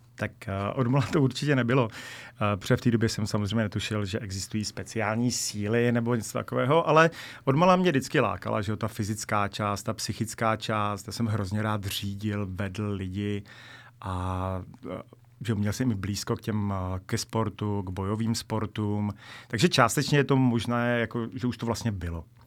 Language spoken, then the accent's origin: Czech; Bohemia, Czechia; jsem z Čech